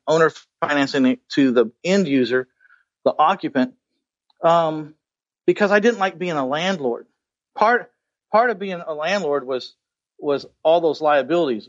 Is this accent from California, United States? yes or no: no; San Antonio, Texas, United States; my hometown of San Antonio, Texas